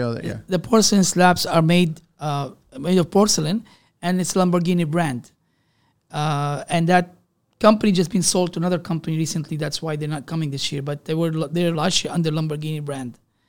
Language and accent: English; Canada; when I said I'm a Canadian, they say, oh, yeah, you guys have a nice way.